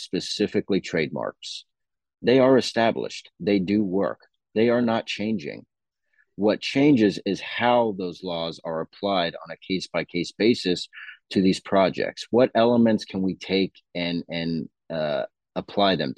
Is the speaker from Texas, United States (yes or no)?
yes; Dallas, Texas, United States; also born or lived in Tampa, Florida; now in Austin, United States; I grew up in Dallas